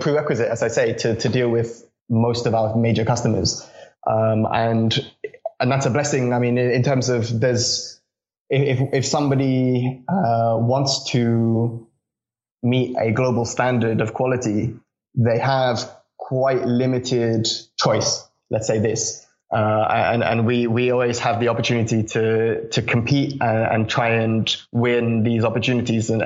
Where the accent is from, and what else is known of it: Reading, South East England, United Kingdom; born or raised there; also born or lived in Connecticut, United States